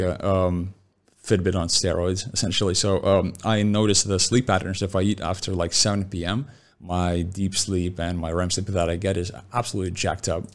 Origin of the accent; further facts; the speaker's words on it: Lithuania; moved away; born and raised in Lithuania